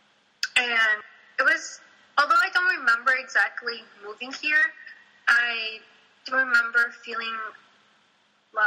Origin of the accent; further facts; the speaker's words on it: Santa Barbara, California, United States; first language Spanish; English is a second language; also born or lived in Mexico City, Mexico; growing up in Santa Barbara, thankfully we grew up in mostly Latino neighborhoods and communities